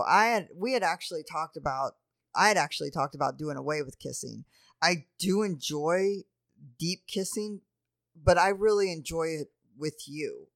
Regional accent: New Orleans, Louisiana, United States; moved away; I grew up in New Orleans

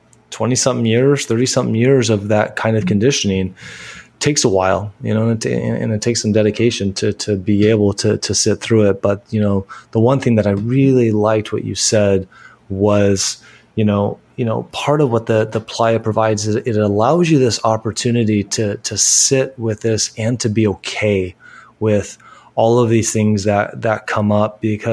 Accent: California, United States; that's my upbringing, you know, growing up in California

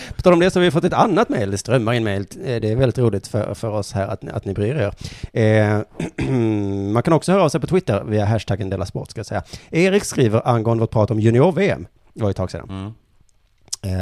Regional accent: Skåne, Sweden; vi skåningar

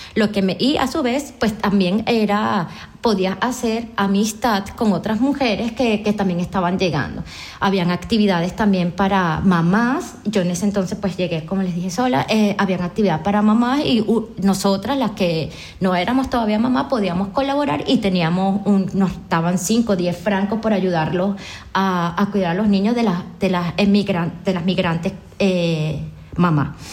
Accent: Araure, Portuguesa, Venezuela; moved away; una venezolana, vengo de Portuguesa, de Araure

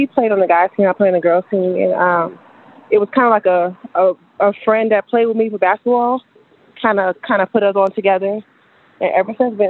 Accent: North Carolina, United States; moved away as an adult; now in DMV area, United States; I'm originally from North Carolina. I moved to the DMV area in 2011.

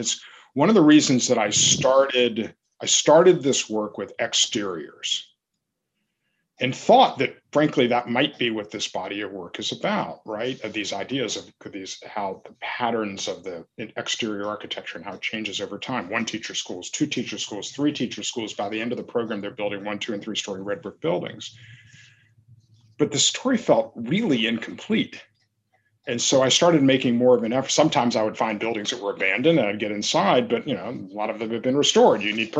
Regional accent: the South, United States; First of all, the thing to me, as a Southerner, the essence of Kristen Berry's work is this idea that there is history in the this vernacular language of the rural Southern landscape.

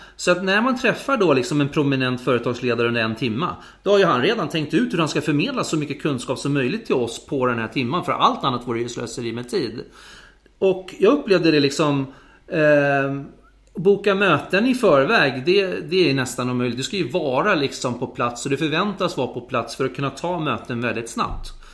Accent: Sweden; som svensk

